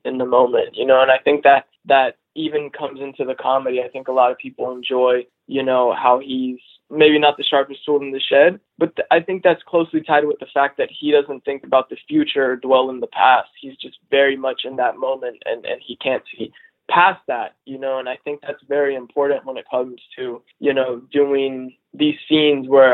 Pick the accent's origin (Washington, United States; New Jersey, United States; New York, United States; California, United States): California, United States; Los Angeles; I grew up in Los Angeles